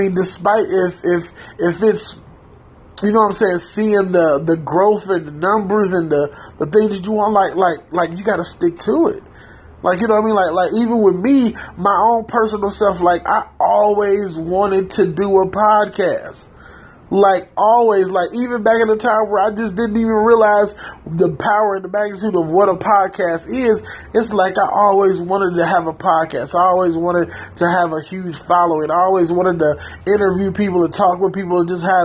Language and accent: English; Detroit, Michigan, United States; I was a boy from the hood. Like, I'm from Detroit, Michigan. You know what I'm saying? Growing up in some of the most poverty-stricken, you know, dangerous, wild, just jungle-fied, you know what I'm saying, neighborhoods